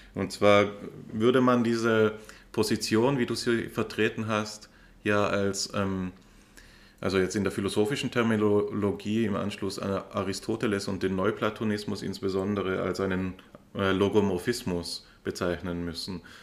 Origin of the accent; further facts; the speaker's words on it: Austria; mir als Österreicher